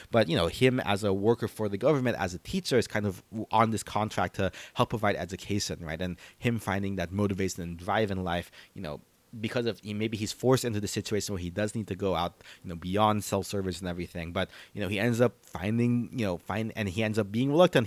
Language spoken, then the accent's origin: English; Philippines; as a Filipino.